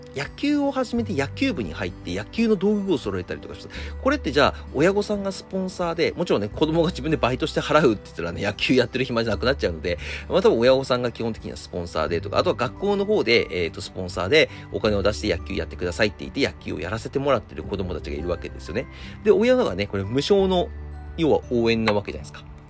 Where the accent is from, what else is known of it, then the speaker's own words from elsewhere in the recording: Akita, Japan; now in Tokyo, Japan; 僕のね、出身校も甲子園に行くような、高校だったので、結構面白かったです。秋田県です